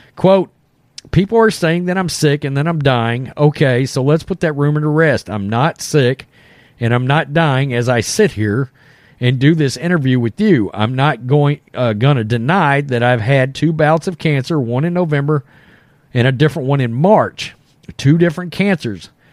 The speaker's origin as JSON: {"language": "English", "region": "Texas", "country": "United States", "said": "we're from Texas. You know, we're all kind of a bunch of, you know, rednecks or Southern boys here."}